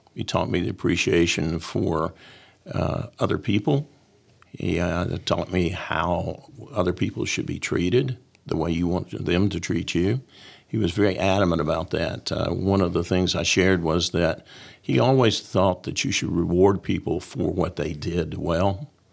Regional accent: Columbia, United States; I came back to Columbia, my hometown

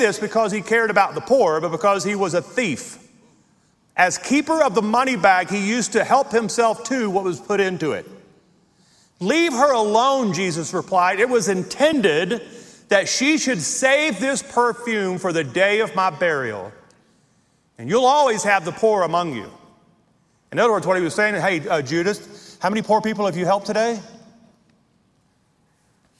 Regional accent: Logansport, Louisiana, United States; I grew up on the Marshall Highway, 6 miles outside of Logansport, Louisiana.

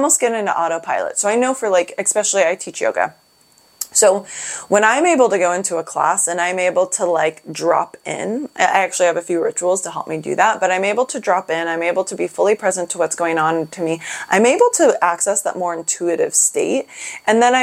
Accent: Seattle, Washington, United States; I'm from Seattle

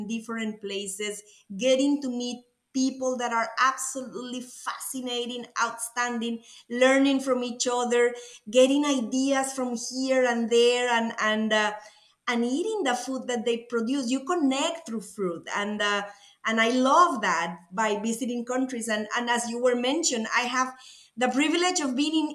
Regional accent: Costa Rica; accent: Latin; English is a second language; moved away as an adult; now in United States; As you can tell by my accent, I'm Latin. I'm from Costa Rica, a beautiful country

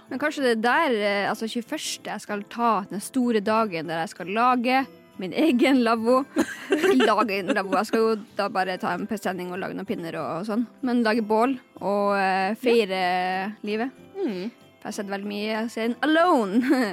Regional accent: Lakselv, Finnmark, Norway; er fra Lakselv i Finnmark

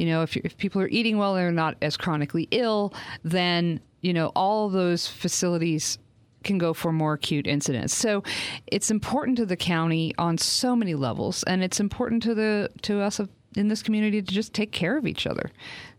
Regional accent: Maine, United States; accent: Yankee; Which you can't tell from my accent, because I've been living down here so long, I've lost my Yankee accent. But I am from Maine.

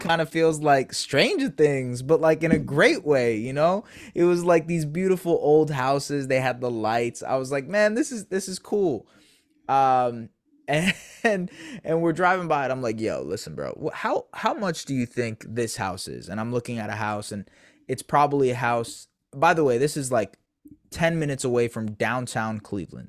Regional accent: Canada; I'm not saying that just as a Canadian

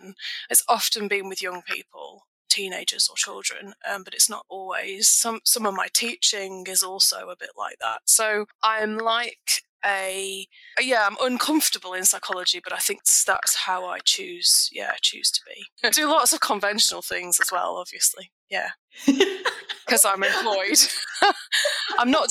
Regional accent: England, United Kingdom; also born or lived in Scotland; now in Wagga Wagga, Australia; I'm actually from England originally.

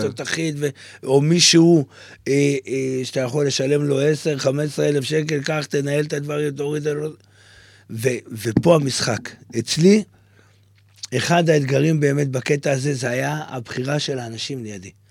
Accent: Tze'elim, Southern District, Israel; ילד שגדל באיזה כפר באמצע המדבר

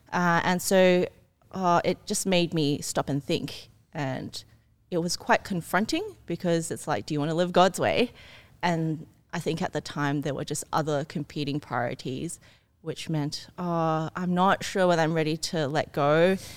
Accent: Ryde, New South Wales, Australia; also born or lived in Singapore; I came from Singapore when I was a kid, mm. um, then grew up in Australia, but went to a German school.

